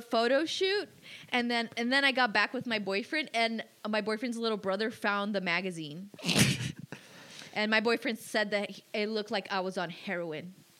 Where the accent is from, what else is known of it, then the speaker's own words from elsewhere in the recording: New York, United States; moved away; also born or lived in Miami; I'm originally from New York. Then I lived in Miami and then I moved back to New York.